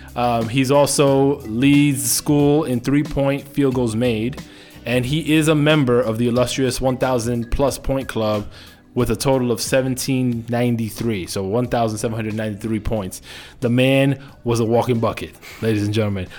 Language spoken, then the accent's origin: English; New York City, New York, United States; you and I are both from the Bronx. actually grew up not too far away from each other